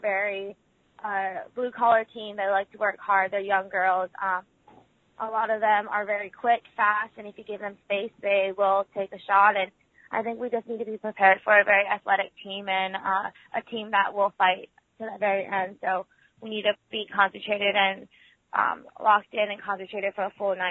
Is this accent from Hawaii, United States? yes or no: yes; Oahu, Hawaii, United States; moved away; I'm from Oahu